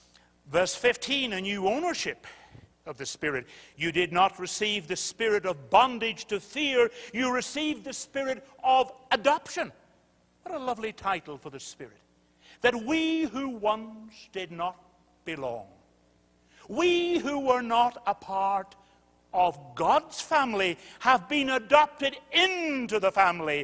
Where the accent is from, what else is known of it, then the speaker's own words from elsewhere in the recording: United Kingdom; I'm British